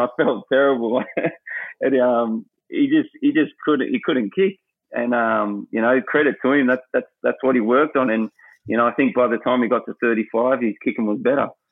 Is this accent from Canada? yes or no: no; Australia; moved away; being an Aussie